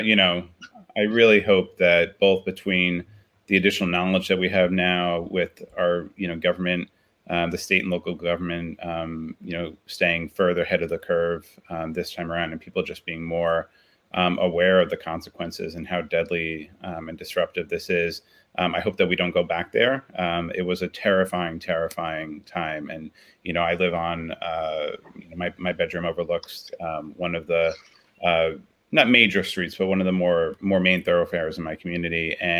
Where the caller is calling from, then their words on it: New York City, New York, United States; So I'm calling from Sunnyside, which is in Queens, New York City.